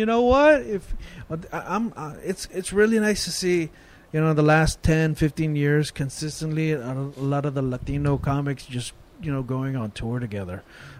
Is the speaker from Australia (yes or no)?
no; Tagalog people, Luzon, Philippines; From Luzon, from Luzon, there's different tribes. I'm from Tagalog people.